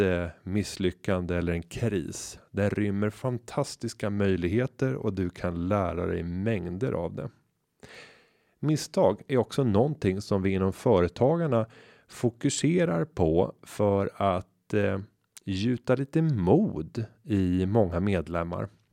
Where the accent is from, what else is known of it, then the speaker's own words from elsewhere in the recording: Upplands Väsby, Stockholm County, Sweden; den gata fylld av små villor i Upplands Väsby där jag växte upp